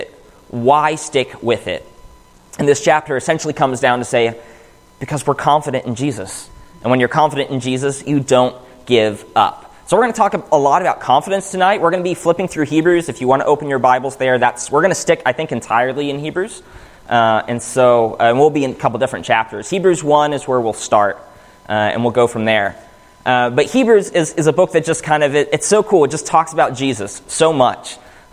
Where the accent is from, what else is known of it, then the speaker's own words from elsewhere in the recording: Pittsburgh, Pennsylvania, United States; moved away; Growing up in Pittsburgh, the closest Church of Christ was 35, 40, 45 minutes away